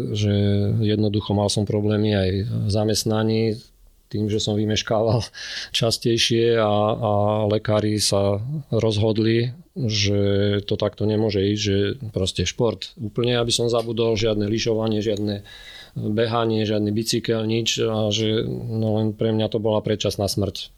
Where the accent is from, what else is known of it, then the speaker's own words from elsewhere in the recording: Zemianske Kostoľany, Trenčín Region, Slovakia; keď som mal necelé dva roky, tak sme sa presťahovali do Zemianských kostolian a tam vlastne som prežil detstvo a som tam až do dnes